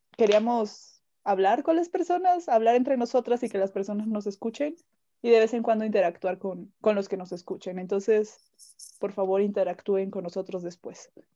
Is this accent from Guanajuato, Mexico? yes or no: no; Veracruz, Mexico; now in Mexico City, Mexico; yo soy de Veracruz, pero vivo en México, entonces yo ya soy más chilanga